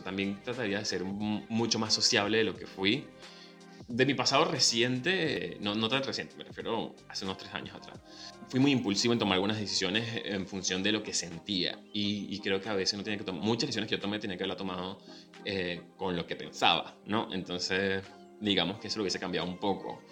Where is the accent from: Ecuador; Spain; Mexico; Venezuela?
Venezuela; now in Buenos Aires, Argentina